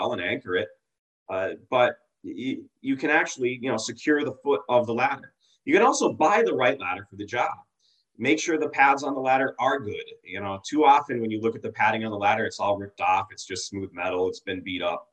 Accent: Massachusetts, United States; I grew up in Massachusetts

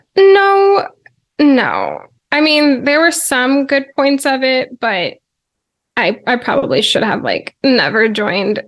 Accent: Virginia, United States; born and raised in Virginia

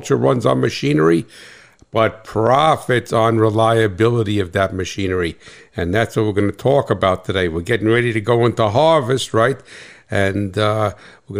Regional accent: New Jersey, United States; I'm from Jersey

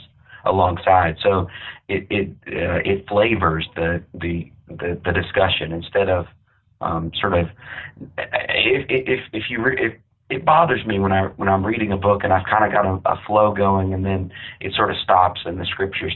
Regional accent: Amarillo, Texas, United States; I grew up in Amarillo, Texas

